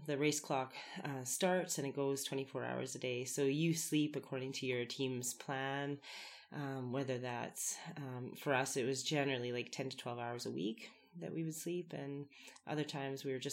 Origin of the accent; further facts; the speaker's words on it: Winnipeg, Manitoba, Canada; now in Canmore, Canada; I come from Winnipeg, Manitoba